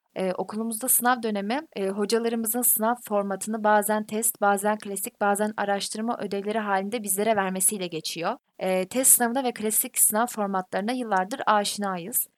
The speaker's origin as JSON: {"language": "Turkish", "town": "Karamürsel", "region": "Kocaeli", "country": "Turkey", "moved": "as an adult", "lives_now": "Bandırma, Turkey", "said": "Ben zaten Karamürsel'liyim"}